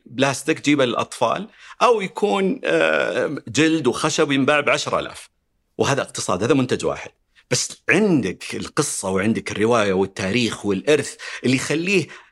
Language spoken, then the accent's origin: Arabic; Riyadh, Riyadh Province, Saudi Arabia; انا ربيت هنا في الرياض